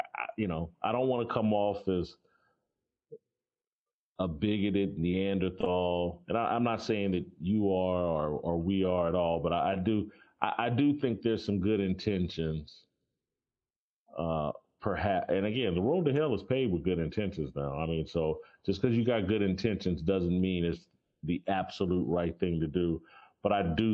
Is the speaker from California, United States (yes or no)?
no; Indianapolis, Indiana, United States; growing up in Indianapolis